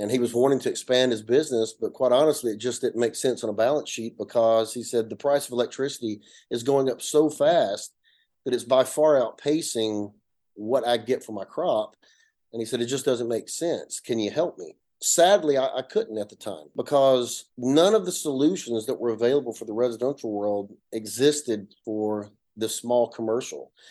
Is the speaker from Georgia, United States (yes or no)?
yes; north Georgia, United States; accent: Appalachian; i come from a little small town in, in north georgia you can hear my accent it's uh you know an appalachian mountain area the foothills if you will like, like most people there especially we all come from farmers